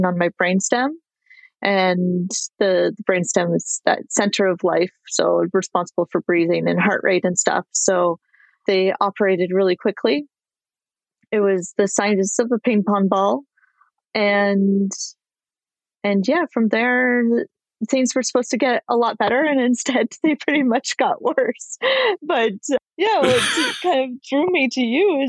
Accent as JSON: {"language": "English", "town": "Ottawa", "region": "Ontario", "country": "Canada", "moved": "yes", "lives_now": "San Jose, United States", "said": "I'm living in San Jose. I'm actually originally from Ottawa, Canada, and we'll be moving back there in a few months."}